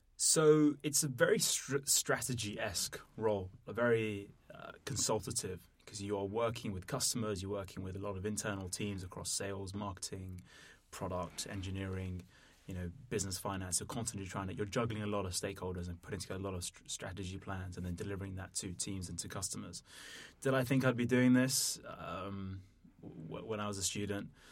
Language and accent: English; London, United Kingdom; also born or lived in Netherlands; I was born in London, grew up here, also lived in the Netherlands.